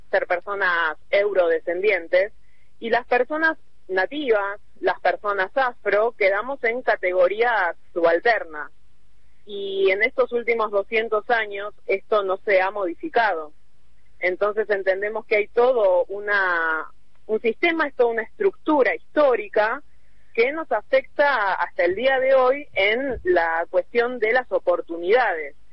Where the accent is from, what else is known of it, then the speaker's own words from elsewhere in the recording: Buenos Aires, Argentina; mi caso, siendo que siempre viví en la ciudad de Buenos Aires, bueno, cuando empiezo a hablar y ven que soy porteña